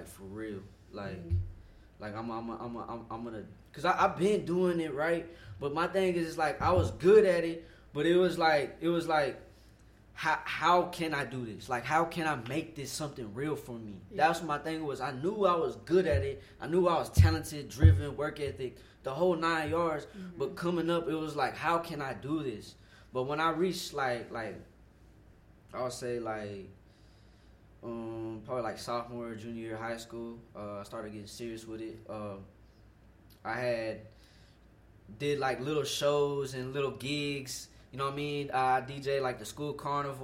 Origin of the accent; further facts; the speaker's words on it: Fort Worth, Texas, United States; I'm born and raised in Fort Worth, Texas